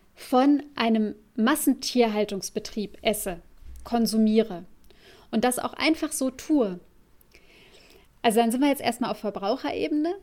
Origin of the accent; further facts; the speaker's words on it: Germany; bei uns in Deutschland